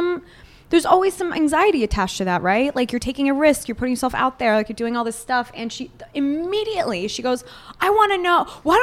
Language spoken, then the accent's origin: English; Israel; I mean, I'm Jewish from Israel, so I really don't know.